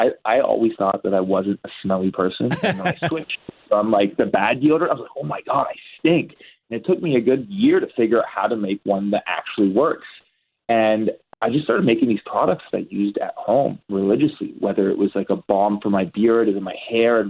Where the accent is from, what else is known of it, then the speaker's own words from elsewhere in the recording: Burlington, Ontario, Canada; also born or lived in Los Angeles; I was born in Burlington, Ontario, and I just grew up here.